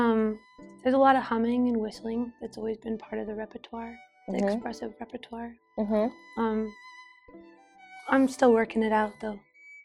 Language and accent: English; Utah, United States; growing up in Utah in the desert, being exposed to old cowboy Appalachian music